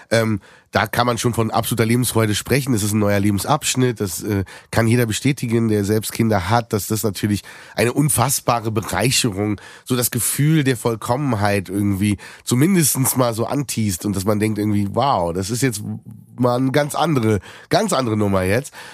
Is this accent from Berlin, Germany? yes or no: yes; Berlin, Germany; Aber als Berliner gar nicht so weit entfernt von uns